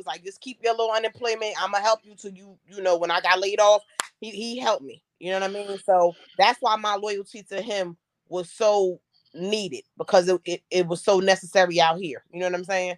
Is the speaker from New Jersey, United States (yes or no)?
yes; New Jersey, United States; I'm from New Jersey